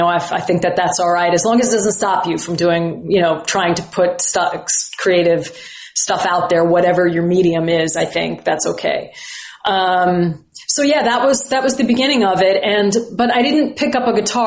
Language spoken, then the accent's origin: English; Huntington Station, New York, United States; I grew up in Huntington Station, Long Island.